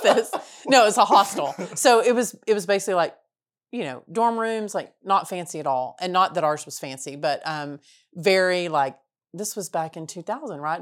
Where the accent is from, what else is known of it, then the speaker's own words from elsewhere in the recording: Texas, United States; we were from Texas